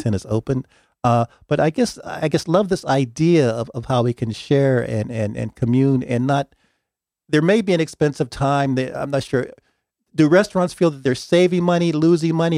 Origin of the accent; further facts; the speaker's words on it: Pittsburgh, Pennsylvania, United States; I'm from Pittsburgh